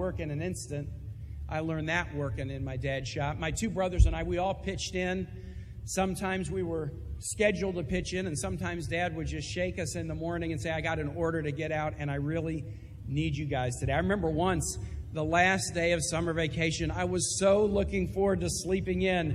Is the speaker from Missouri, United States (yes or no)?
yes; Kansas City, Missouri, United States; moved away; Like a lot of people in Kansas City